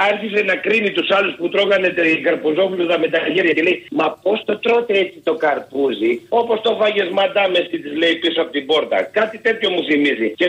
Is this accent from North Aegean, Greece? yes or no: yes; Samos, North Aegean, Greece; Μου θυμίζει μία παροιμία στο χωριό μου στη Σάμο.